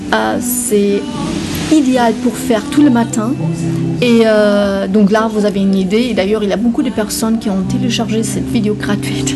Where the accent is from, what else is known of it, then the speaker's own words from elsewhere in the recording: Germany; moved away; je suis allemande